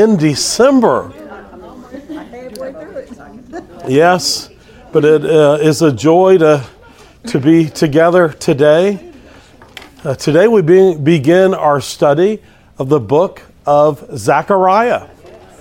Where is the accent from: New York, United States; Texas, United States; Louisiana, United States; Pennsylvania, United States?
Texas, United States; I'm from Texas